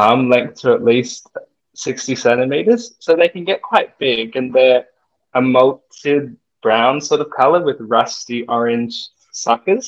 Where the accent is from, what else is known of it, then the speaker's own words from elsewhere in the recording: Sydney, New South Wales, Australia; I grew up in Sydney, in New South Wales.